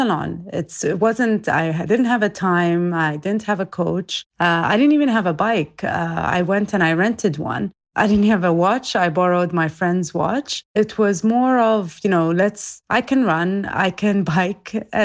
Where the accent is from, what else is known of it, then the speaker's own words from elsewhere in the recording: Abu Dhabi, United Arab Emirates; also born or lived in Iraq; I'm from Iraq, but I was born and raised in Abu Dhabi in the UAE